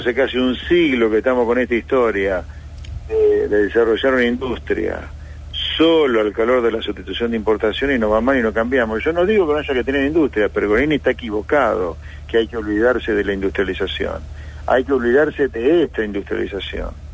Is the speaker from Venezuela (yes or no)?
no; Pergamino, Buenos Aires Province, Argentina; yo soy nacido en Pergamino y vivo en provincia